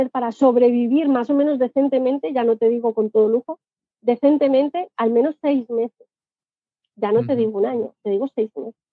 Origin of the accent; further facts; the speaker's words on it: Spain; accent: Spanish; Y a mí me pasa lo primero, tengo acento español y ya es como que te ven mal, ¿no?